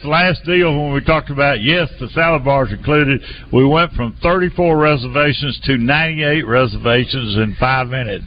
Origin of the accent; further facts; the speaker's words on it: Tamo, Arkansas, United States; I'm from Tamo.